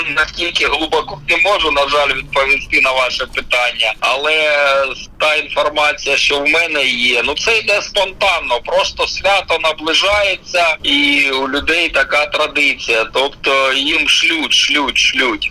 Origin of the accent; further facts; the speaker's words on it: Bakhmut area, Donetsk Oblast, Ukraine; я ж місцевий